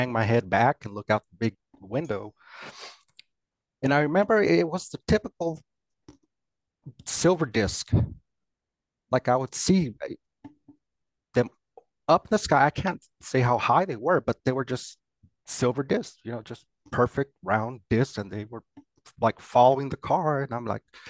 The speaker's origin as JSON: {"language": "English", "town": "Pecos", "region": "Texas", "country": "United States", "tie": "born or raised there", "also_born_or_lived": "Monahans, Texas", "said": "West Texas. That's where I'm from. I was born in Texas, and we lived in a small town called Monhans."}